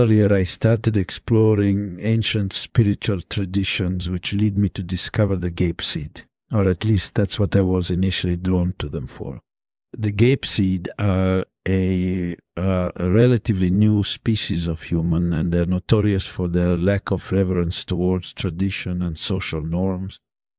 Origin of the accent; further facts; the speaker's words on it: Italy; I was born in Italy in the early 1990s. Grew up in a fairly typical suburban neighborhood